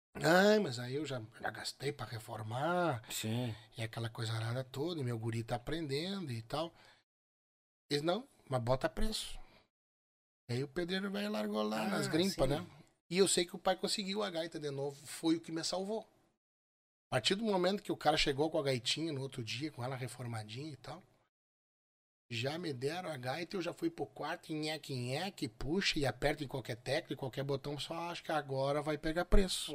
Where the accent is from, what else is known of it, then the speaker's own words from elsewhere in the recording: São Borja, Rio Grande do Sul, Brazil; moved away; also born or lived in São Luiz Gonzaga; É, eu sou nascido em São Borja. Eu sou, eu sou, sou de São Borja